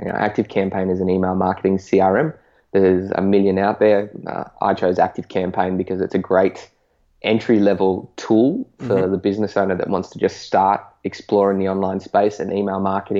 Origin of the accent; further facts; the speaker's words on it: Northern Territory, Australia; moved away; also born or lived in Canberra, Australian Capital Territory; So I'm 26 now. I grew up, born and raised in the Northern Territory, so the top half of Australia that's stinking hot.